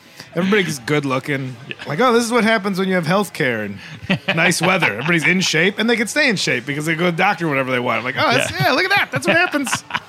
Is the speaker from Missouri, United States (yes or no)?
no; Illinois, United States; I'm from Illinois